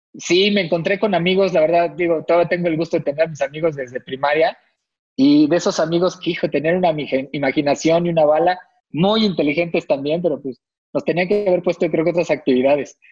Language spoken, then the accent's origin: Spanish; Tlalnepantla, State of Mexico, Mexico; Yo soy del Estado de México, acá por Tlanepantla